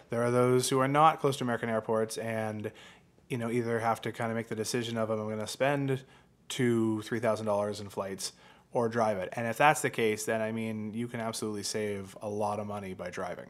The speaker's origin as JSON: {"language": "English", "country": "Canada", "also_born_or_lived": "London, Ontario", "said": "as a Canadian"}